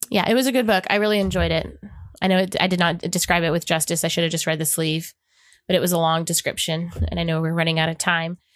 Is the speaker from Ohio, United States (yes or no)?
no; Oklahoma, United States; growing up in Oklahoma